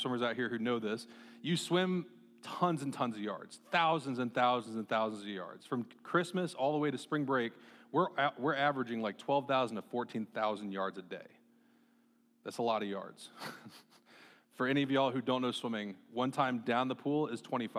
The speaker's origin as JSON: {"language": "English", "town": "Marshalltown", "region": "Iowa", "country": "United States", "tie": "born or raised there", "said": "growing up in Marshtown, Iowa"}